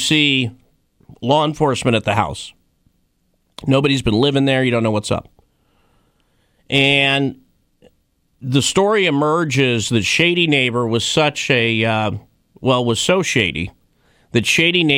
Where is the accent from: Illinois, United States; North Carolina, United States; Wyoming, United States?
Wyoming, United States; My time growing up in Wyoming